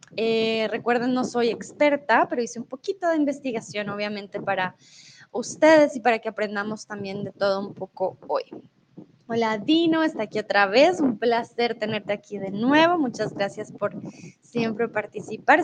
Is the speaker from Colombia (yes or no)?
yes; Colombia; now in Mexico; soy de Colombia y en estos momentos estoy en México